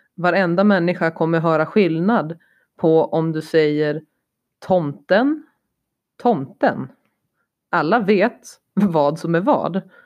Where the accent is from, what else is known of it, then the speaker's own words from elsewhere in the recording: Sweden; moved away; Jag är svensk, jag ser utifrån svenskt perspektiv.